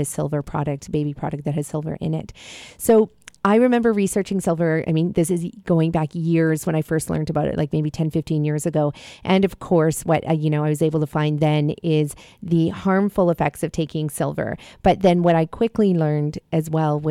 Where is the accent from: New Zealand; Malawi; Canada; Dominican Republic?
Malawi; moved away; I was born in Africa, actually, in Malawi.